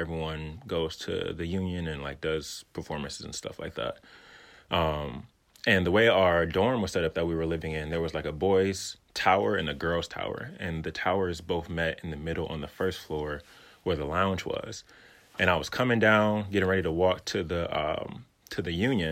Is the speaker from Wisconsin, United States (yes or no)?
yes; Milwaukee, Wisconsin, United States; I am from Milwaukee